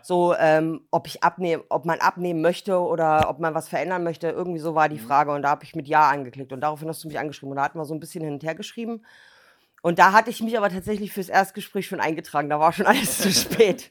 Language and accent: German; Berlin, Germany; now in Thuringia, Germany; Ich bin auch in Berlin aufgewachsen